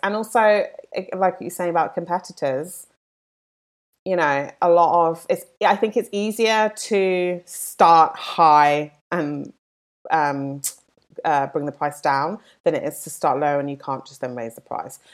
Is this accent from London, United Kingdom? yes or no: yes; London, United Kingdom; now in Los Angeles, United States; I'm from London, as you can probably tell from my accent, not from L A.